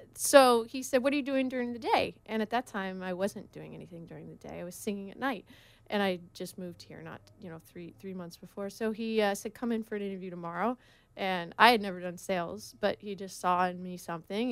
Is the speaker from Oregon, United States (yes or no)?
yes; Oregon, United States; now in Laguna Beach, United States; I grew up in Oregon.